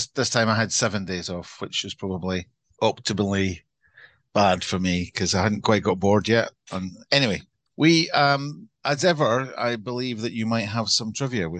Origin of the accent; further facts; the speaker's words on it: Glasgow, Scotland, United Kingdom; accent: Scottish; also born or lived in London; I have a Scottish accent, and it's not affected. It's a real one, although. So I come from Glasgow, which is a large post-industrial city in the west of Scotland, the biggest city in Scotland.